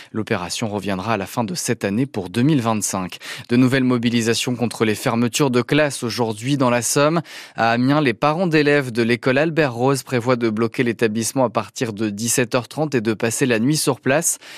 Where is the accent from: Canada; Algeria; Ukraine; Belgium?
Belgium; je viens de Belgique